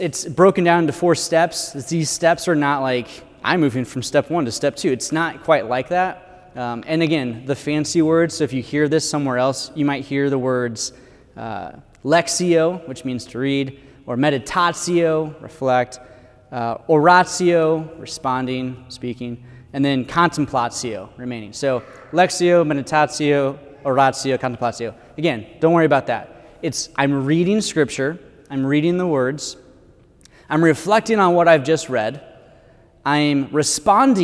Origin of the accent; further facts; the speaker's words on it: United States; as Americans